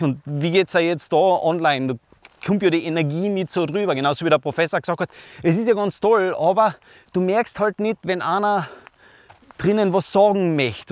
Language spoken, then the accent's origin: German; East Tyrol, Austria; bei uns in Osttirol